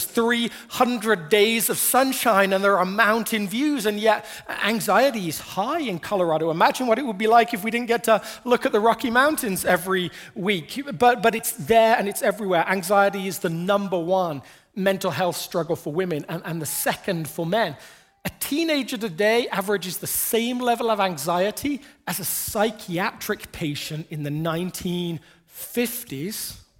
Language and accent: English; England, United Kingdom; When I was growing up in England, there was a lottery